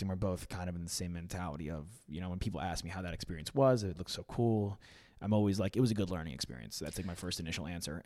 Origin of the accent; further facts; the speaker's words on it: New York, United States; being a New Yorker, and I'm young